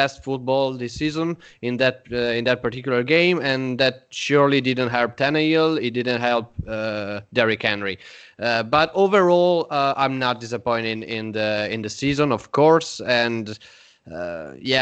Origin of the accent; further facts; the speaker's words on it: Italy; we are from Italy.